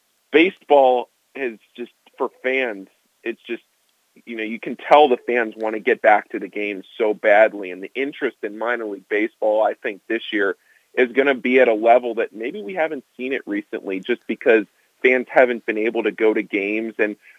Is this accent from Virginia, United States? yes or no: yes; Springfield, Virginia, United States; moved away as an adult; also born or lived in Cincinnati; I grew up in Springfield, Virginia. So I'm a native of the DMV, but I went to college at Xavier in Cincinnati